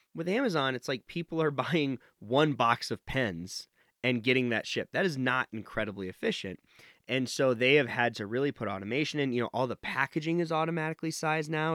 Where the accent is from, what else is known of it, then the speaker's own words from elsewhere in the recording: Nevada, United States; I grew up in Nevada